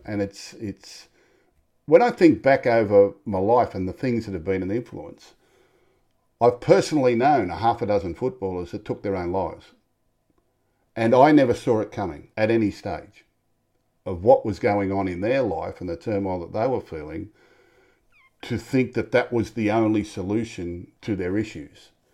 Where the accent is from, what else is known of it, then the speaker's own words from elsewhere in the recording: Sydney, New South Wales, Australia; I was born in Tempe, Newtown. Had a great upbringing.